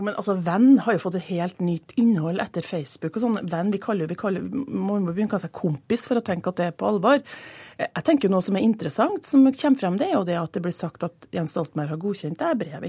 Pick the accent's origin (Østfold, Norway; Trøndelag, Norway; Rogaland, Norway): Trøndelag, Norway; moved away as an adult; now in Oslo, Norway